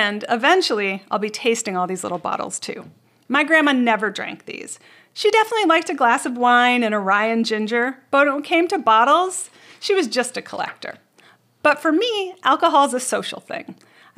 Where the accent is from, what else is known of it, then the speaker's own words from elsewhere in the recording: Canada; I grew up in Canada